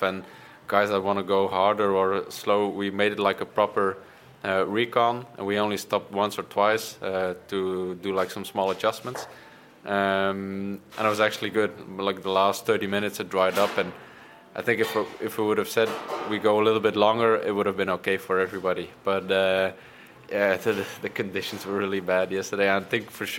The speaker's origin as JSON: {"language": "English", "town": "Bruges", "region": "Flanders", "country": "Belgium", "tie": "born or raised there", "said": "I grew up in Bruges."}